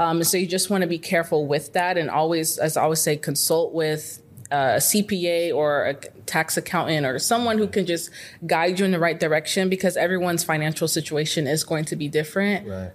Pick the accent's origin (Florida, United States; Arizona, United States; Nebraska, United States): Arizona, United States; Phoenix; moved away as an adult; now in Dallas, United States; I'm from Arizona. Okay. Phoenix, Arizona. I grew up there my whole life